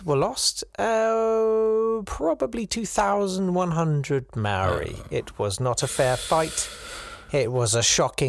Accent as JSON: {"language": "English", "region": "England", "country": "United Kingdom", "said": "Why can't I be proud of being English?"}